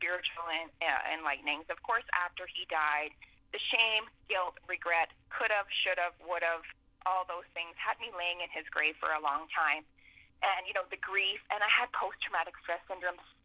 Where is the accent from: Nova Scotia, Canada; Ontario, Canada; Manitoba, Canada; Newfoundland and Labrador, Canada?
Manitoba, Canada; Portage la Prairie; moved away; my hometown